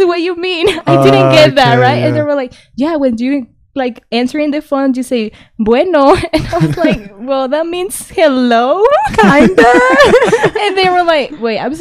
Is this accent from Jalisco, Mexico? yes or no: yes; Guadalajara, Jalisco, Mexico; English is a second language; now in United States; I'm from Mexico